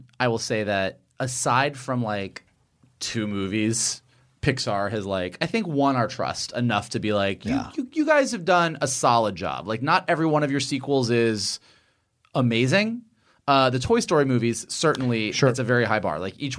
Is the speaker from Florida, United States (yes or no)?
yes; Florida, United States; moved away; we're from Florida.